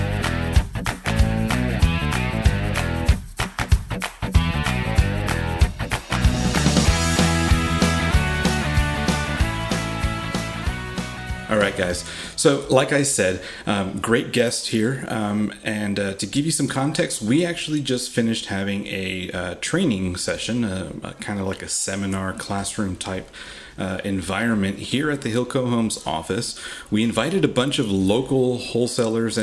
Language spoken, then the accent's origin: English; Uvalde, Texas, United States; my hometown in Uvalde